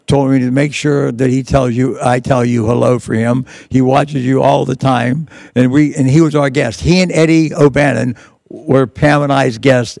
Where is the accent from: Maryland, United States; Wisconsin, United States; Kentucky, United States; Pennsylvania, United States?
Pennsylvania, United States; Pittsburgh; I was Italian. I was from Pittsburgh.